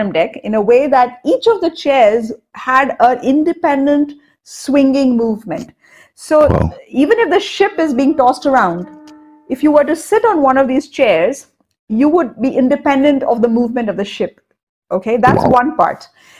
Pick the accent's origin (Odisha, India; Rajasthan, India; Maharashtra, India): Odisha, India; Cuttack; born there; And I was born in Cuttack in Odisha. And near Cuttack, we have something called the Talcher mines